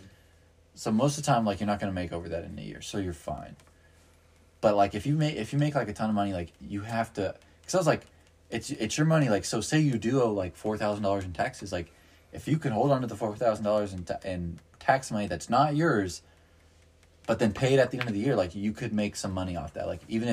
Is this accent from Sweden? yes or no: yes; Sweden; I'm from Sweden.